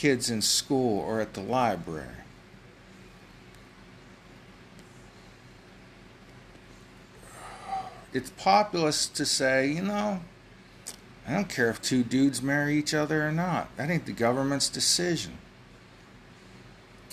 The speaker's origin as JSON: {"language": "English", "country": "United States", "said": "Now, I'm an American."}